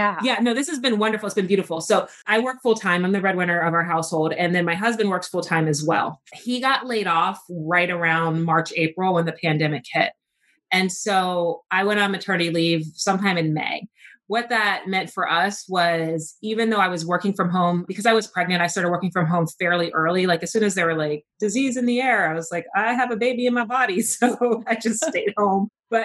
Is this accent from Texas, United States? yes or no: yes; Texas, United States; born there; I was born in Texas, but I've kind of lived all over. If you ask me where home is, I'm going to tell you like home is where my mom is.